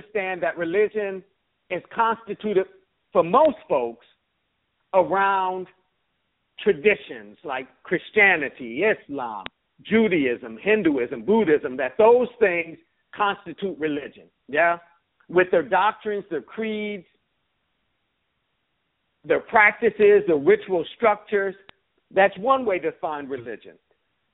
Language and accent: English; Buffalo, New York, United States; I grew up in Buffalo, New York